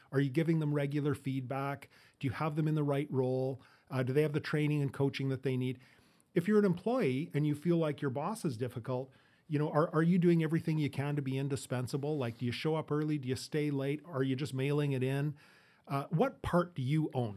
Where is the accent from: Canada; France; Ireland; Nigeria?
Canada; Edmonton, Alberta; moved away; also born or lived in Fort St. John; I grew up in, or born in Fort Saint John, grew up in Edmonton, moved out here in the, in the eighties with my family.